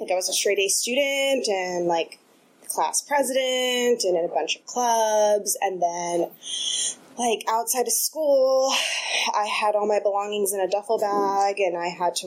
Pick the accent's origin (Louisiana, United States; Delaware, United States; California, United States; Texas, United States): California, United States; Los Angeles; now in Oakland, United States; originally from Los Angeles, and I grew up with a single mom.